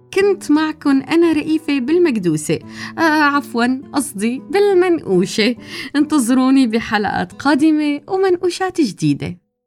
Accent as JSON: {"language": "Arabic", "country": "Syria", "said": "مننا كسوريين"}